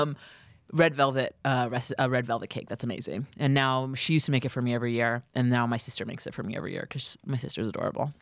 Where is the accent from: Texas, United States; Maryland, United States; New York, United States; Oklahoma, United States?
New York, United States; New York City; I tried to rent in my hometown